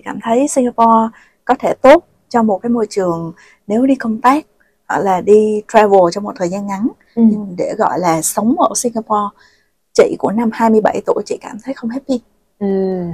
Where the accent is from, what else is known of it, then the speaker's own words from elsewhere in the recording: Vietnam; first language Vietnamese; moved away as an adult; also born or lived in Finland / Thailand; Việt Nam nói gì thì nói nó vẫn là một cái nước mà mình có thể sử dụng được tiếng mẹ đẻ của mình